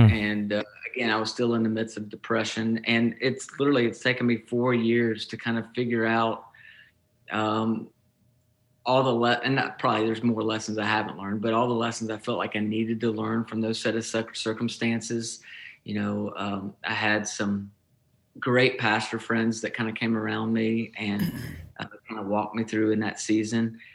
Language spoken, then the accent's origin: English; Nashville, Tennessee, United States; moved away as an adult; also born or lived in Kentucky; now in Plymouth, Michigan, United States; I moved to Nashville, which is was my hometown